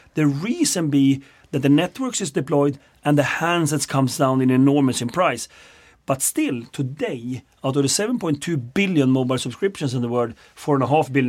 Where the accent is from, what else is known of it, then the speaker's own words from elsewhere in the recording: Sweden; I'm from Sweden.